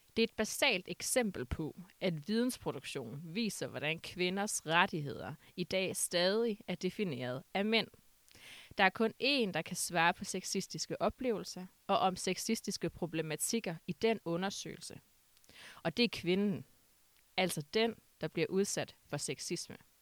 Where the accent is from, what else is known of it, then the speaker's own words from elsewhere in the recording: Aalborg, North Denmark Region, Denmark; jeg kommer fra Aalborg